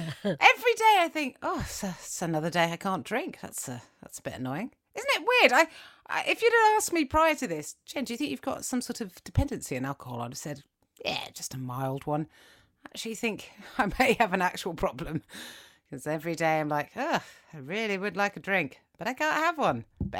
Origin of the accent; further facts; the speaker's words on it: United Kingdom; because I'm British and I didn't understand this level of oversharing.